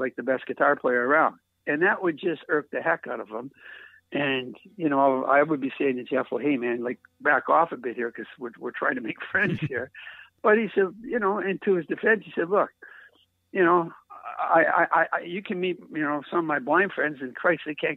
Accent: East Coast, Atlantic Canada, Canada; moved away; I'm from the East Coast.

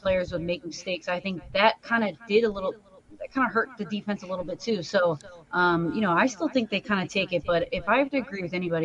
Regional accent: New Jersey, United States; I'm from the South Jersey area

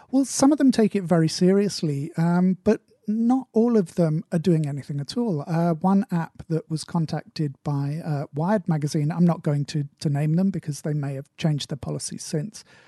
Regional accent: United Kingdom; accent: British English; as a British English speaker

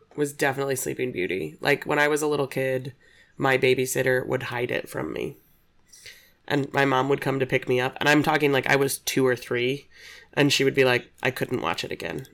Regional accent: Aurora, Illinois, United States; also born or lived in Nebraska; I grew up in Aurora

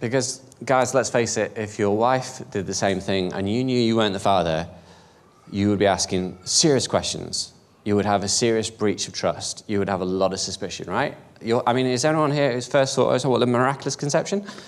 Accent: United Kingdom; I'm British, I'm European, I'm proud European

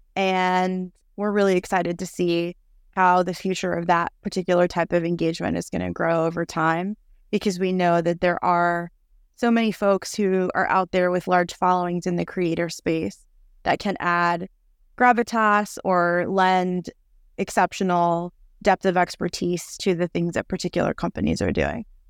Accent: New York City, New York, United States; moved away as an adult; now in Austin, United States; I'm originally from New York City, but have been living in Austin, Texas for 10 years.

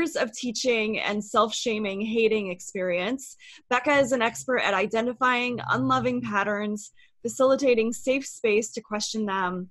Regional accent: Midwest, United States; I grew up in the Midwest as well

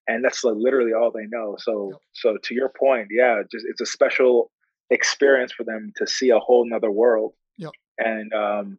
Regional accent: Canada; now in Chicago, United States; I'm from Canada

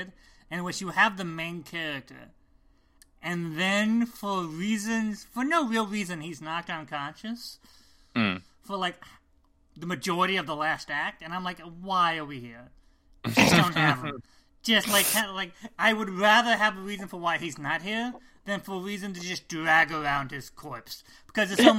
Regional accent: Midwest, United States; we grew up in the Midwest

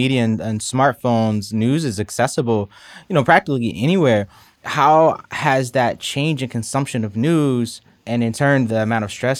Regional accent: Philadelphia, Pennsylvania, United States; I'm from Philadelphia

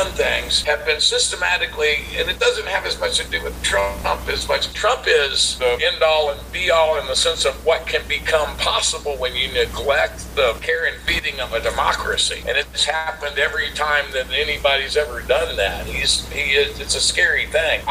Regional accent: Texas, United States; I grew up in Texas where abortion was illegal

